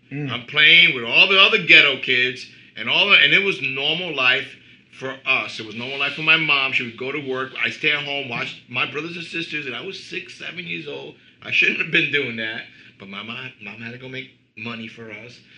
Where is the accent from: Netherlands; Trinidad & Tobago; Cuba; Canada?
Cuba; also born or lived in Queens, New York / New Jersey; now in United States; we grew up especially I came from Cuba, you know, and I grew up in, in bad neighborhoods, struggling.